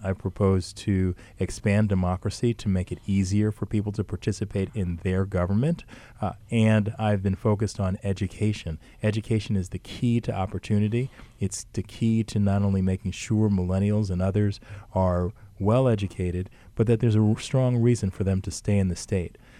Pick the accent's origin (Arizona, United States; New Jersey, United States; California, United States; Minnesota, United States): New Jersey, United States; Montclair; I was born and raised in Montclair